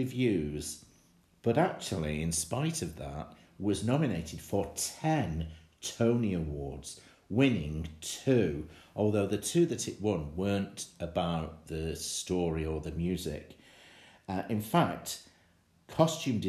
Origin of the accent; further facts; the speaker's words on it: Manchester, North West England, United Kingdom; my hometown of Manchester